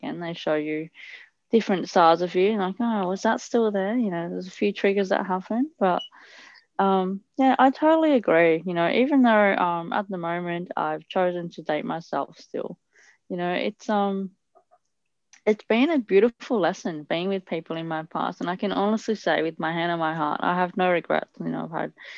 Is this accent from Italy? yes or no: yes; Italy; I grew up in Italy.